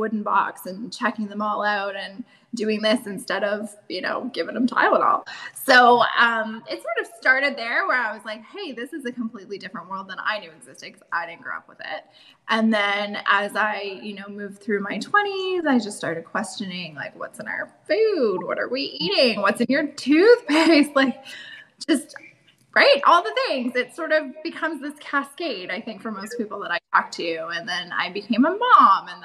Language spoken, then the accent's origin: English; Canada; also born or lived in Germany; I'm from Canada here